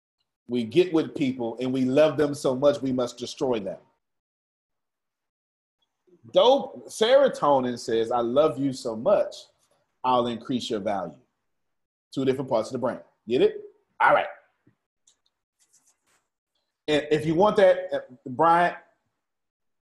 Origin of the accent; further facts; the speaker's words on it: Galveston, Texas, United States; I'm still from Galveston